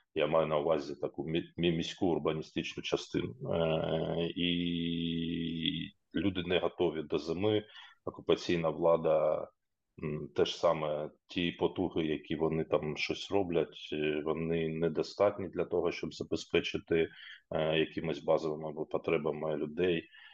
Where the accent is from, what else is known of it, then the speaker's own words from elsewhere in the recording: Popasna, Luhansk Oblast, Ukraine; moved away as an adult; Попасна, моє рідне місто, і там, де я фактично розпочинав Е, свій трудовий шлях і де я народився, жив